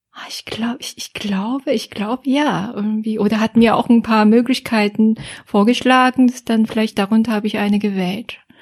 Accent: Seoul, South Korea; German is a second language; moved away as an adult; now in Germany; Ich komme aus Seoul, äh, Südkorea ist ja Hauptstadt von Südkorea. Ja, und bin dort aufgewachsen auch

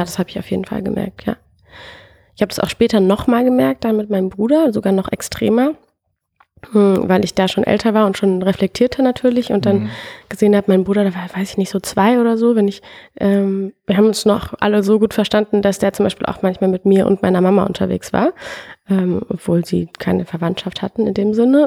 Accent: Frankfurt am Main, Hesse, Germany; now in Berlin, Germany; ich komme trotzdem aus Frankfurt und mein Papa kommt aus Nordafrika

